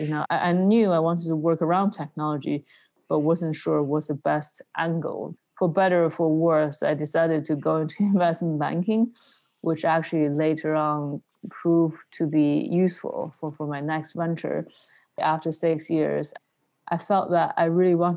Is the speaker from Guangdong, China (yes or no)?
yes; Shenzhen, Guangdong, China; moved away as an adult; also born or lived in Beijing / London; I was born in Beijing in the 80s and then moved with my family to Shenzhen in the early 90s.